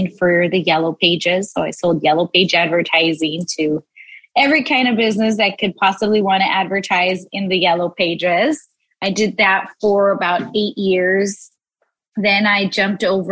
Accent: South Gate, California, United States; also born or lived in Los Angeles, California; And then I moved around a little bit, ended up in Southgate. And that's where I mostly grew up, was raised in Southgate

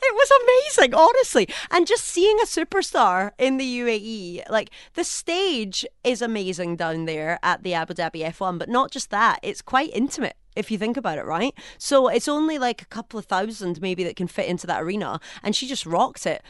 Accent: Scotland, United Kingdom; accent: Scottish; now in United Arab Emirates

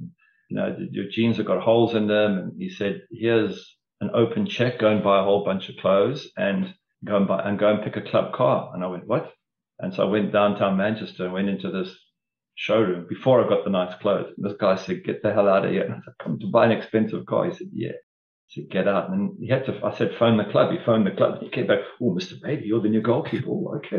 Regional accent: South Africa; accent: South African; And I think over the years, my accent started to sort of become more Mancunian and less South African. So I did start to morph a little bit.

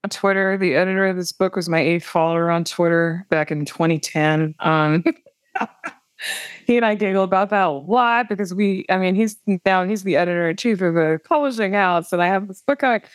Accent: Wisconsin, United States; moved away; when I was growing up in Wisconsin

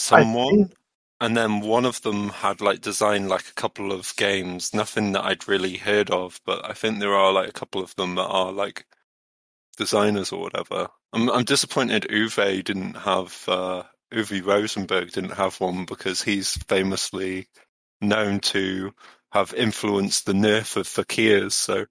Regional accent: Wales, United Kingdom; accent: Midlands; Oh, well, I do have a Midlands accent, but you know, I grew up in Pembrokeshire

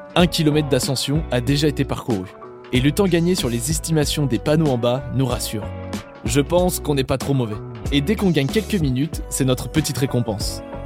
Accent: Normandy, France; moved away; je suis normand à l'origine

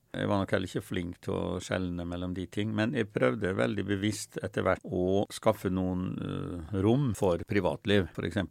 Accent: Molde, Møre og Romsdal, Norway; now in Oslo, Norway; der jeg vokste opp utafor Molde

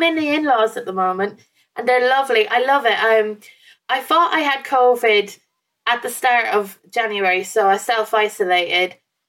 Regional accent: Ireland; now in England; because I moved from Ireland to England, I left a lot of my stuff here. So behind me is like a piece of art that I had in my house in Ireland that I didn't bring over with me to England.

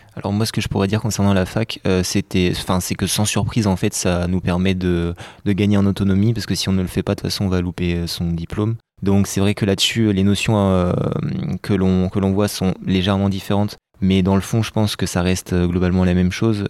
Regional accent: Rennes, Brittany, France; moved away as an adult; now in Bordeaux, France; je suis de Rennes

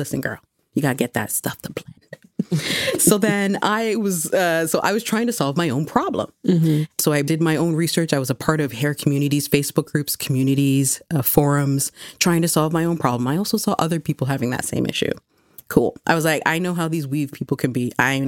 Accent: Ghana; also born or lived in Mississauga; I'm Ghanaian.

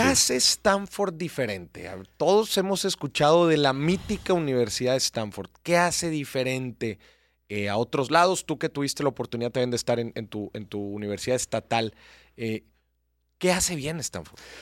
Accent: Mexico; yo mexicano

